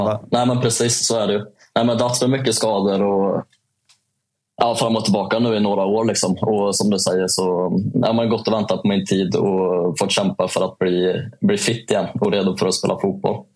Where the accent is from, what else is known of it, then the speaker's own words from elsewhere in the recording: Säffle, Värmland, Sweden; accent: Värmland dialect; moved away; en liten kille som kommer från Säffle